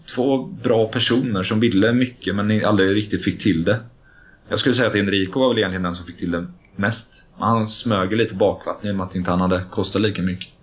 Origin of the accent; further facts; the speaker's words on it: Gothenburg, Västra Götaland, Sweden; moved away as an adult; now in Stockholm, Sweden; komma till Stockholm som göteborgare eh, var också svårt.